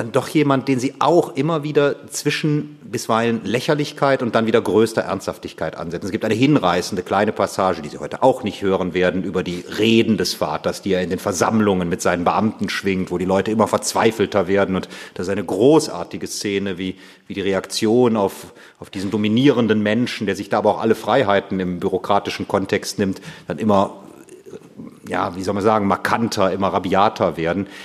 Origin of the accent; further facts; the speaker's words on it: Aachen, North Rhine-Westphalia, Germany; wir beide kommen aus derselben Gegend, ich komme aus Aachen, das ist nicht sehr weit von Düren entfernt.